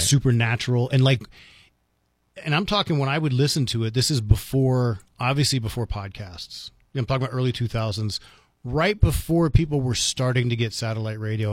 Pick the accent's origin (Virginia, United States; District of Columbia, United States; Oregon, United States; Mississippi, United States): District of Columbia, United States; Washington; now in New Mexico, United States; I grew up in Washington, D C